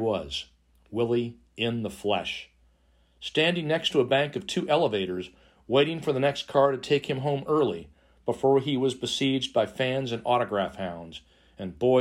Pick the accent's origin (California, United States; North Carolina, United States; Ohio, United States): California, United States; San Francisco Bay Area; moved away as an adult; our family moved to the San Francisco Bay Area in 1962